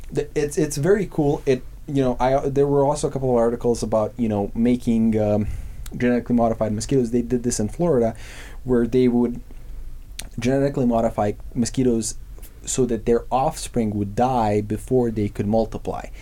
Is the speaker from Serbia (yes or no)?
yes; Serbia; moved away; I'm from Serbia. I have a lot of con- a lot of family on the countryside